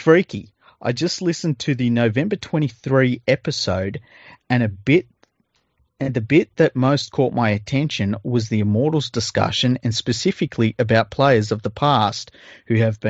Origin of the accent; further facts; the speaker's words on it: Cowra, New South Wales, Australia; When I was a kid growing up in Cowra in the 1970s